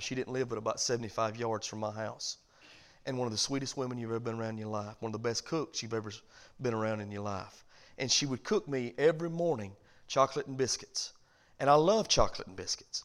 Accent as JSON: {"language": "English", "region": "the South", "country": "United States", "said": "I'm from the South, and we all wave"}